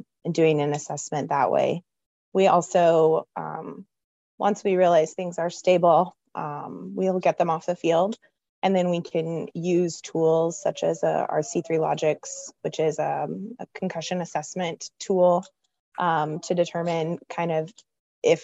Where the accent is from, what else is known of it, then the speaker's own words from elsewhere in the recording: Texas, United States; now in Bettendorf, United States; I'm originally from Texas and knew in high school I wanted to be an athletic trainer.